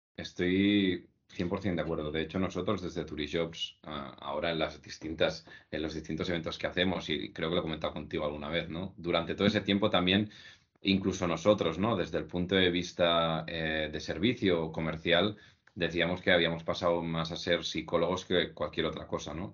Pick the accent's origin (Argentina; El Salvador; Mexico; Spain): Spain; Tarragonès, Catalonia; donde yo nací y crecí, ¿no? De la zona del Tarragonés